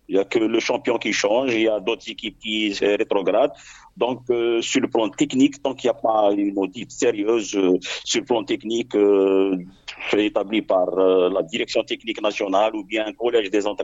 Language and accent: French; Algeria; chez nous en Algérie